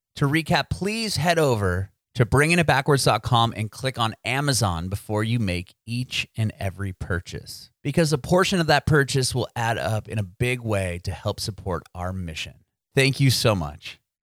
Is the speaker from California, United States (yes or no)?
yes; San Diego, California, United States; I'm from San Diego